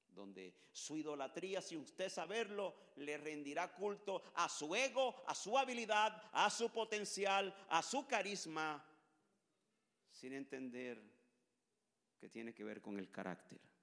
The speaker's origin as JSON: {"language": "Spanish", "country": "Colombia", "said": "Yo no soy gringo, yo soy colombiano."}